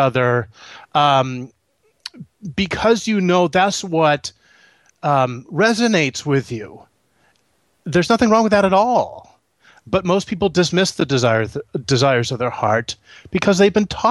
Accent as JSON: {"language": "English", "region": "Northeast", "country": "United States", "also_born_or_lived": "Florida", "moved": "yes", "said": "We're actually from the Northeast originally"}